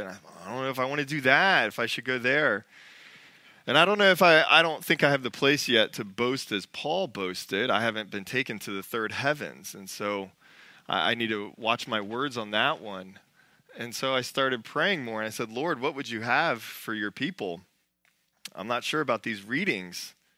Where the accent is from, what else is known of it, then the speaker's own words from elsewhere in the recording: United States; America is where I was born. It has shaped and formed me. It is my home